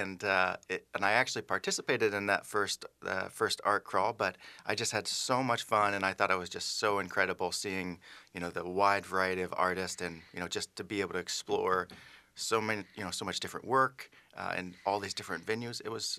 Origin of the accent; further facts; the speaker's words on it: Indianapolis, Indiana, United States; moved away as an adult; now in Twin Cities, United States; I'm a recent transplant here to the Twin Cities. I'm from Indianapolis. I moved here with my wife